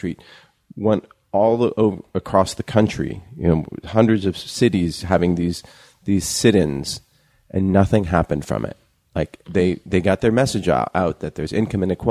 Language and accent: English; California, United States; when we were growing up in California, those of us who grew up in California